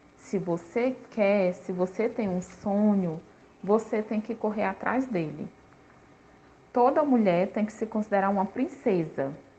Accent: Teresina, Piauí, Brazil; Nasci em Teresina, na cidade, na capital do Piauí, na capital do Piauí

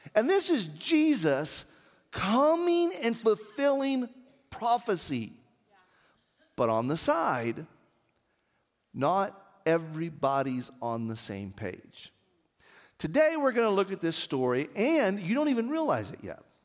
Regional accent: Artesia, United States; I remember being a kid in the Artesia Methodist Church

